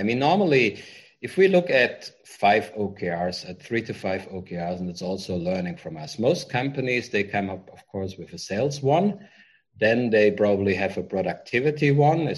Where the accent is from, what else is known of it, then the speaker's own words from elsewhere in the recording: Germany; moved away as an adult; now in Vietnam; I'm from Germany